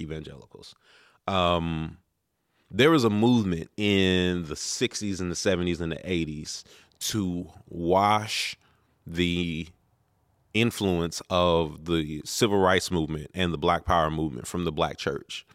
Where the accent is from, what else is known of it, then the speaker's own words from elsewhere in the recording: Prince George's County, Maryland, United States; also born or lived in Baltimore, Maryland; we had moved from Baltimore to Prince George's County